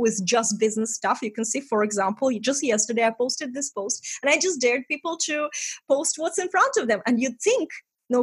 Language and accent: English; Estonia; English is a second language; moved away as an adult; I'm from Estonia, we talk straight.